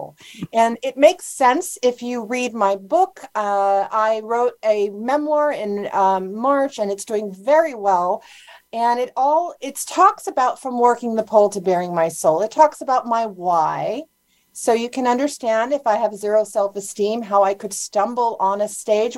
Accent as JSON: {"language": "English", "town": "Honolulu", "region": "Hawaii", "country": "United States", "tie": "born or raised there", "said": "I grew up in Honolulu, Hawaii"}